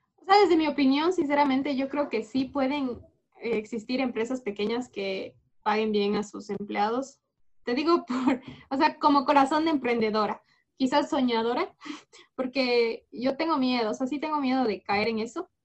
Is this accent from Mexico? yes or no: no; Ecuador; hay empresas en mi país